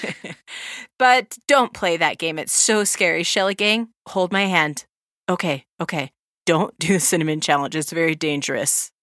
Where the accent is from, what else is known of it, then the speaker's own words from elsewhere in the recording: Southern California, United States; now in Utah, United States; When we were growing up in Southern California, we were also Mormons